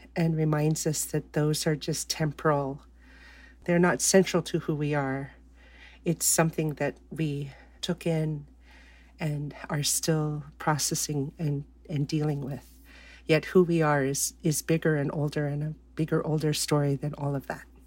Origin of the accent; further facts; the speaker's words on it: Fairbanks, Alaska, United States; also born or lived in Kaktovik; I was born and raised here in Fairbanks, where I live currently